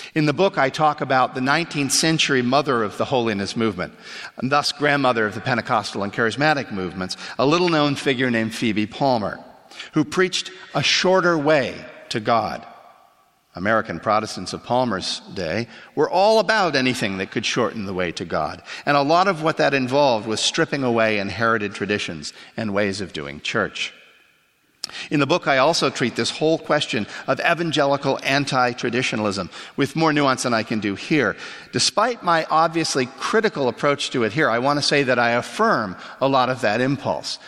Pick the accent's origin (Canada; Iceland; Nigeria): Canada; moved away; I grew up in Canada